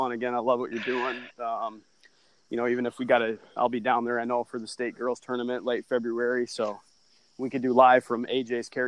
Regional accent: Sacramento, California, United States; born there; But I, I was born in Sacramento, so I've always been a Kings guy.

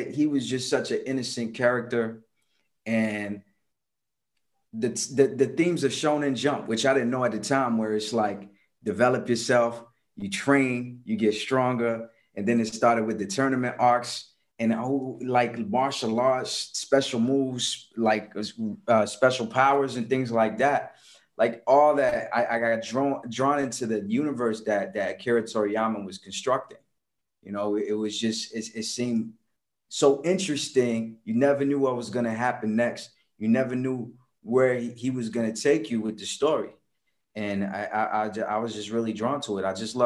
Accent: Washington, District of Columbia, United States; also born or lived in Paris, France / Comoros; I was living in Washington, D.C. I was born in Paris, France. Family came to Washington, D.C. when I was 4.

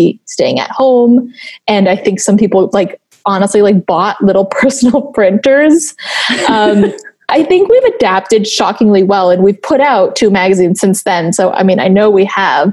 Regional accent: Taiwan; moved away as an adult; I grew up in Taiwan.

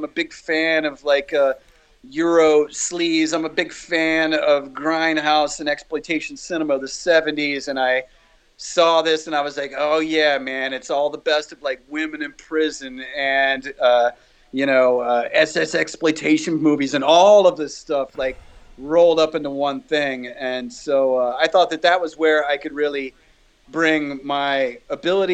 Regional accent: United States; I'm an American

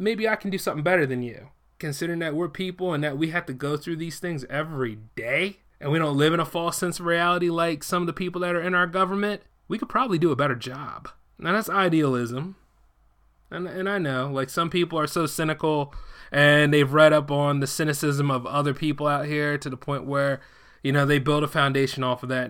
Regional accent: United States; I am a born American citizen

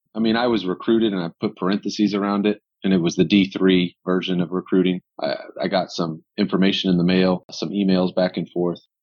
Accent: Grayson, Georgia, United States; I'm from Grayson, Georgia

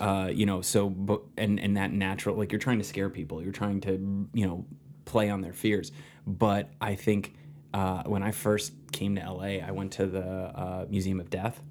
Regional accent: New Jersey, United States; moved away as an adult; also born or lived in New York; now in Los Angeles, United States; I grew up in New Jersey, and I've been in New York for, prior to these ten months, I've been in New York for eleven or twelve years.

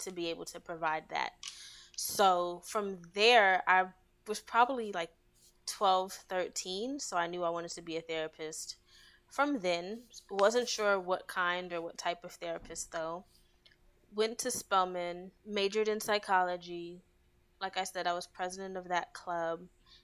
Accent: New York City, New York, United States; moved away as an adult; also born or lived in Atlanta, Georgia; now in Maryland, United States; So I am from Brooklyn, New York. Well, I was born in Atlanta, but grew up, spent most of my life in Brooklyn

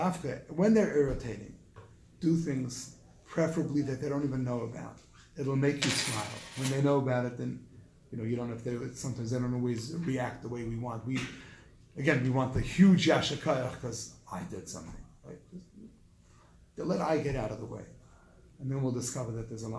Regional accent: South Africa; moved away; I grew up in South Africa in a third world country

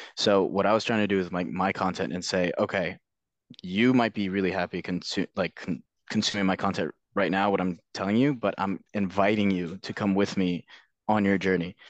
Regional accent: Northern Virginia, United States; moved away as an adult; also born or lived in London; I grew up in Virginia, Northern Virginia

